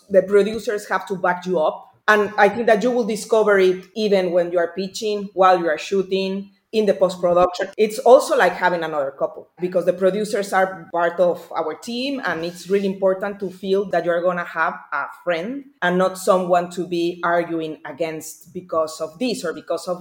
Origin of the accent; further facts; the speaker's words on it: Mexico; being raised as a Mexican